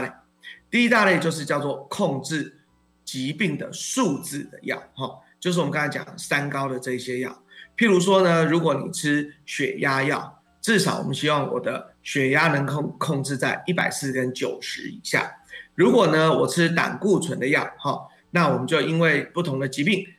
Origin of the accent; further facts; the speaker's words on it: Taiwan; 我们台湾人